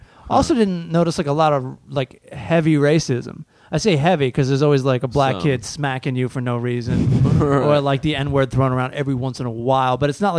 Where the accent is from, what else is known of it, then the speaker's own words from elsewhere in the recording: Lexington Park, Maryland, United States; moved away; So I grew up at like the tip of the peninsula in Maryland.